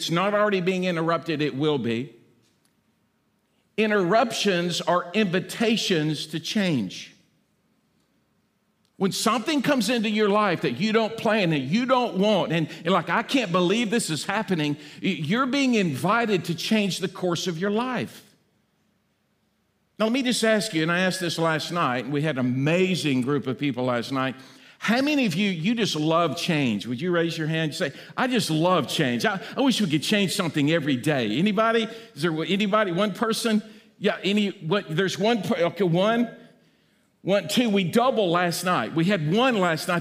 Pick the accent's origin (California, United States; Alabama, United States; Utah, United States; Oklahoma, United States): Alabama, United States; I'm from Alabama, and I get a lot of Alabama jokes